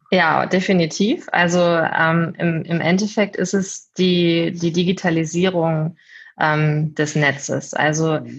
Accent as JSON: {"language": "German", "town": "Hanover", "region": "Lower Saxony", "country": "Germany", "said": "Ich komme ursprünglich eigentlich aus der Ecke Hannover, bin aber jetzt äh"}